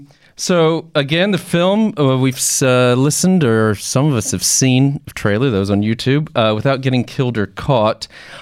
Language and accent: English; Texas, United States; moved away as an adult; now in United Kingdom; as a Texan born and bred, but who's been here in the UK for way too long